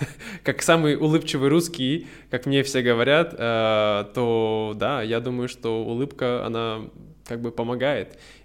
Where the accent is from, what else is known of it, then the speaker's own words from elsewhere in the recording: Irkutsk, Irkutsk Oblast, Russia; moved away; у нас в моем родном городе, в Иркутске, у нас всего 600 тысяч человек